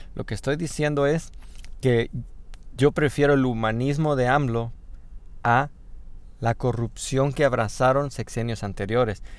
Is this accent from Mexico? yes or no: yes; Mexico